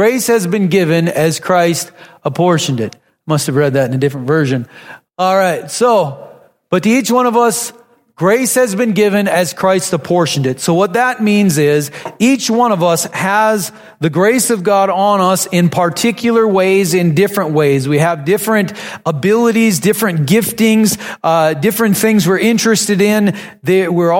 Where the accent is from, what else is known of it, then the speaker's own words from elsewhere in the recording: North Dakota, United States; I grew up in North Dakota, farming families.